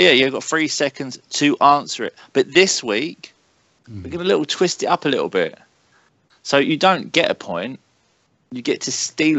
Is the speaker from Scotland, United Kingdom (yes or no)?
yes; Scotland, United Kingdom; I'm Scottish.